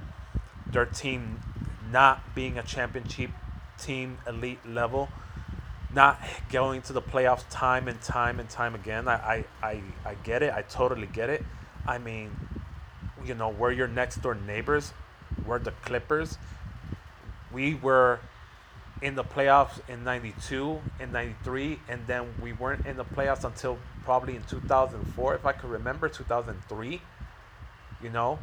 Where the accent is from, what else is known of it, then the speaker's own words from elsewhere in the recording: Chicago, Illinois, United States; I'm born and raised in Chicago